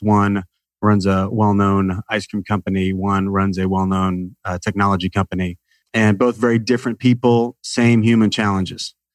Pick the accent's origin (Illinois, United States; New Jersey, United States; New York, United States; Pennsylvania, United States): Illinois, United States; Salem; I grew up in a small town in the middle of nowhere in Illinois